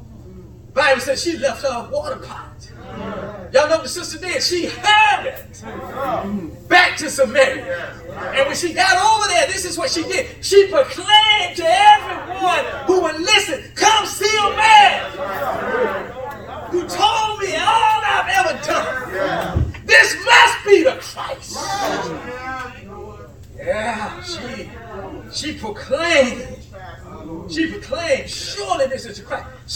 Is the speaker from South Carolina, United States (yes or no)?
yes; Columbia, South Carolina, United States; Barhamville Road, Columbia, South Carolina